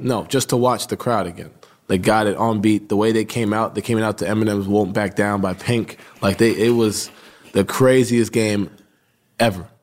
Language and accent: English; New York, United States; I grew up right outside New York City.